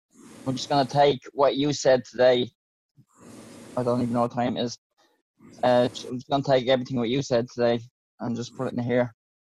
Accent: Ireland; I'm from the Republic of Ireland.

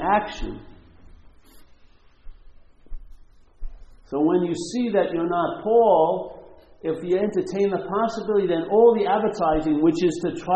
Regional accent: Long Island, New York, United States; I grew up in Long Island

